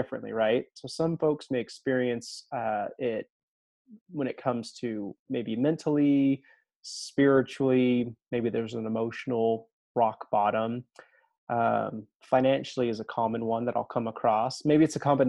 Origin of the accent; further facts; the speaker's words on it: Alabama, United States; growing up in Alabama